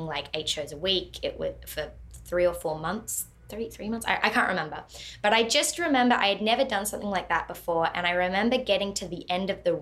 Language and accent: English; Australia; now in Los Angeles, United States; being an Australian over